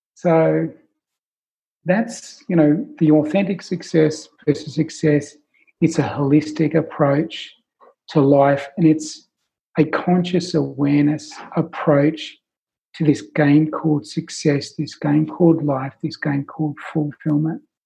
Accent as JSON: {"language": "English", "country": "Australia", "accent": "Australian", "said": "my Australian accent"}